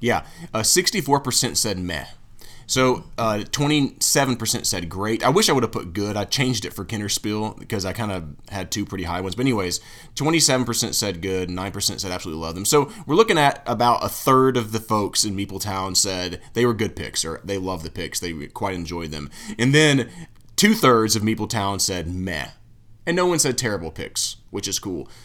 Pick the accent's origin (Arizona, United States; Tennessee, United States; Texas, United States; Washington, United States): Tennessee, United States; I'm from Tennessee